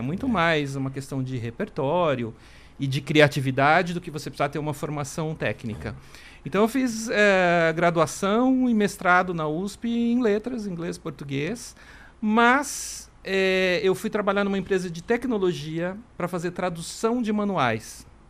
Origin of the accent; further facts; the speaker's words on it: Marília, São Paulo, Brazil; moved away as an adult; also born or lived in Mato Grosso; now in São Paulo, Brazil; eu na, não nasci em Marília, mas eu cresci lá desde os três anos de idade, enfim. Depois vim para São Paulo na época da faculdade